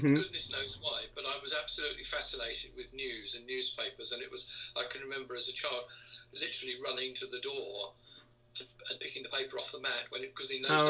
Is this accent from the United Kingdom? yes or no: yes; London, United Kingdom; moved away as an adult; now in East Sussex, United Kingdom; I'm a classic war baby. I was born in 1946 and moved to London when I was 6 weeks old. So I always regard myself as a Londoner.